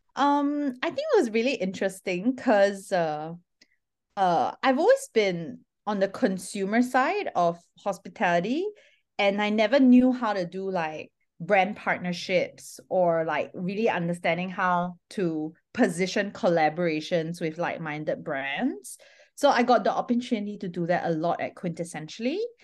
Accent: Singapore; I'm Singaporean by nationality

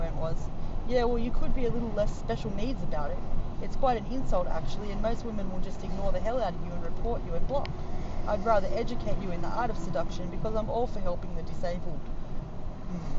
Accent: Sydney, New South Wales, Australia; Sydney, Australia

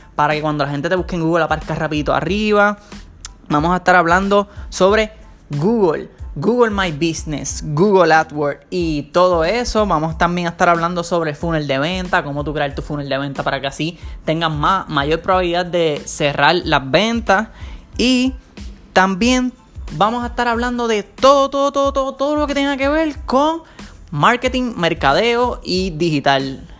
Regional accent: Ponce, Puerto Rico; now in San Juan, Puerto Rico; yo soy nacido en Ponce, pero ahora mismo actualmente estoy viviendo en San Juan, Puerto Rico

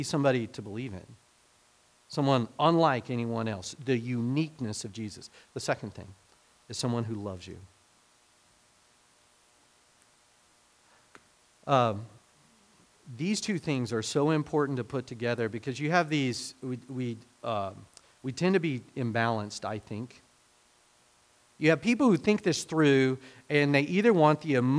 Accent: Hominy, Oklahoma, United States; also born or lived in Fairfax, Oklahoma; we moved from Hominy, Oklahoma, where, you know, I was settled

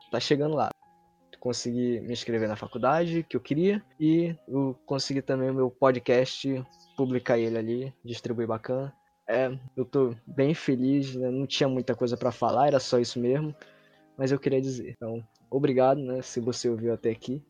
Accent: Manaus, Amazonas, Brazil; Eu nasci, cresci em Manaus

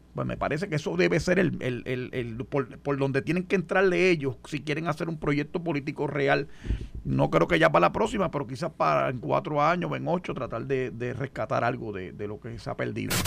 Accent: Puerto Rico; nosotros en Puerto Rico somos ciudadanos americanos desde 1917

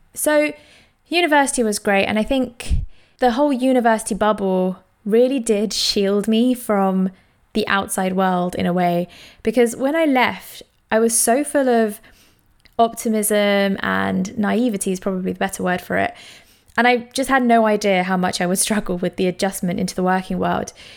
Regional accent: London, United Kingdom; I grew up in East London

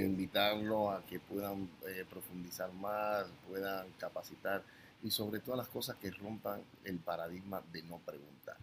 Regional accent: Cuba; moved away; yo nací en Cuba hace ya 50 años

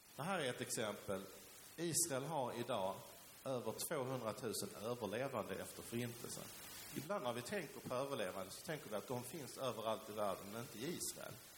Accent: Sweden; also born or lived in Helsingborg; därför är Sverige naturligtvis mitt hemland. Jag är svensk medborgare

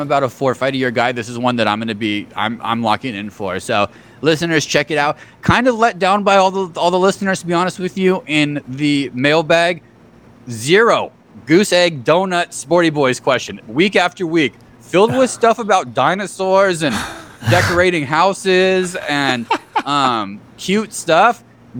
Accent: Arizona, United States; we grew up in Arizona.

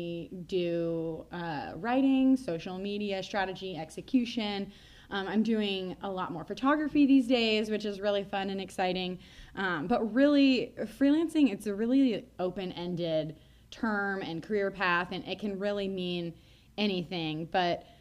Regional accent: Nebraska, United States; I'm also from Nebraska, like Meg

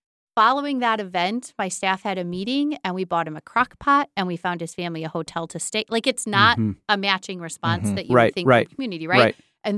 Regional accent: Buckley, Michigan, United States; But the changeover wasn't obvious to me that coming back to Buckley just because I'm from Buckley meant that I was the right person.

